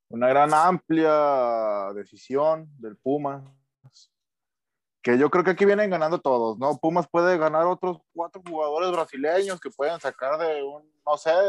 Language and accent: Spanish; Querétaro, Mexico; Yo soy originario de Querétaro.